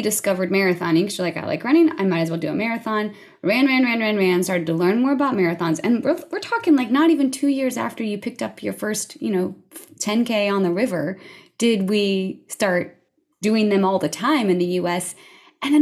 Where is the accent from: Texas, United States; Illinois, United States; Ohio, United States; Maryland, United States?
Ohio, United States; Columbus; I was born in Columbus